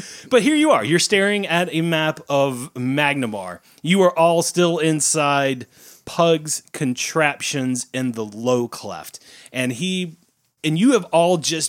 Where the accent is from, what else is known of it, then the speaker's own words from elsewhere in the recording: Tennessee, United States; We're from Tennessee.